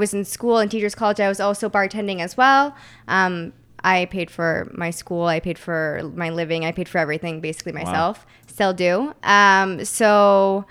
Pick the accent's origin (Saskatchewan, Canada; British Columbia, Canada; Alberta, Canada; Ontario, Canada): Ontario, Canada; Waterloo; moved away as an adult; also born or lived in St. Catharines, Canada; now in Toronto, Canada; I grew up in Waterloo